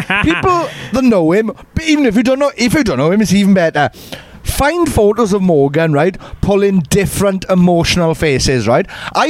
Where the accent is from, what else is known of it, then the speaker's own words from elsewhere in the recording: Wales, United Kingdom; I am fully back to being a Welsh idiot now.